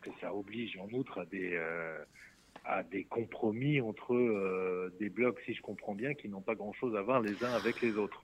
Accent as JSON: {"language": "French", "country": "France"}